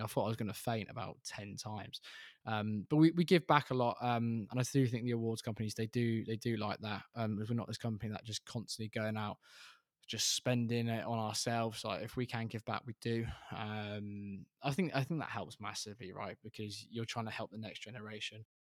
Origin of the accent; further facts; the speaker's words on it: Reading, South East England, United Kingdom; we're both from Reading